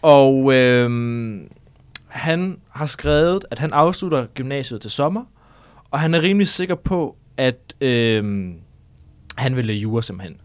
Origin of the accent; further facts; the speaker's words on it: North Jutland, North Denmark Region, Denmark; moved away as an adult; now in Copenhagen, Denmark; det er faktisk ikke så landbrugsagtigt, der hvor jeg kommer fra, fordi det er meget Nordjylland